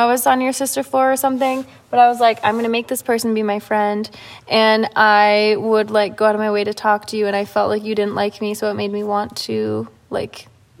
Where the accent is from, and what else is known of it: Michigan, United States; born or raised there; now in Florida, United States